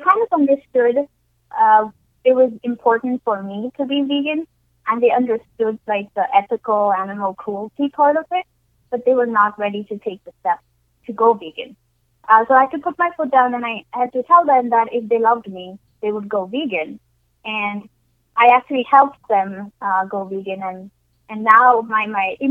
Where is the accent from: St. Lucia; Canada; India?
India; now in United States; I grew up in India